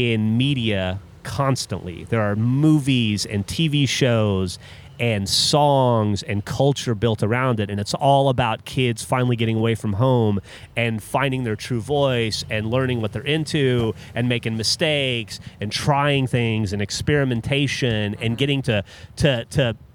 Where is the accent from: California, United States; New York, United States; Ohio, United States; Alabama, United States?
Alabama, United States; moved away as an adult; now in Austin, United States; I grew up in Alabama.